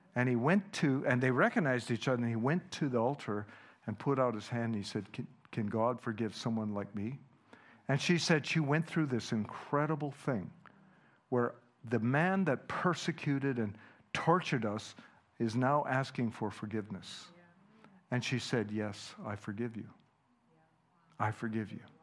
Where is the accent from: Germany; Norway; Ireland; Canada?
Canada; first language Dutch; English is a second language; I was born in Canada